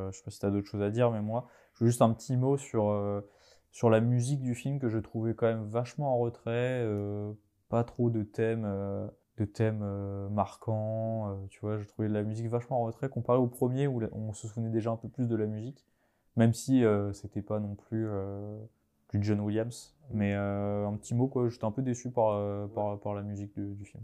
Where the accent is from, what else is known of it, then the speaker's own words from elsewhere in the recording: Vendée, Pays de la Loire, France; comme on dit chez nous en Vendée